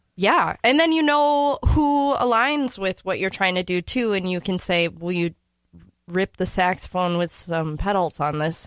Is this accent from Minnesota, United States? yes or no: yes; St. Paul, Minnesota, United States; I am from St. Paul.